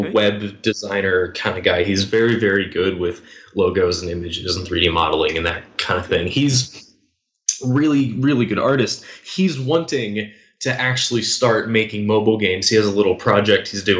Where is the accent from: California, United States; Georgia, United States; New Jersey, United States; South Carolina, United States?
Georgia, United States; So I live in the United States, born and raised in Georgia.